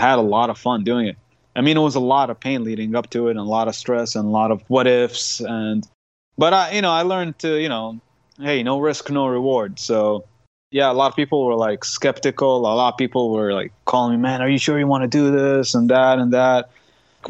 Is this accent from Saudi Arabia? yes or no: yes; Qatif, Eastern Province, Saudi Arabia; also born or lived in Khobar; I'm actually from Qatif. That's my hometown.